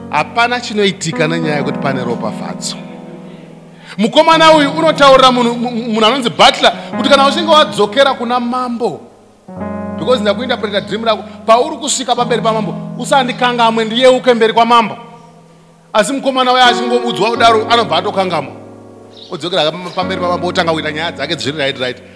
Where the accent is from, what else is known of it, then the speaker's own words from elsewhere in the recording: Gokwe, Midlands, Zimbabwe; moved away; kumusha kwangu gokwe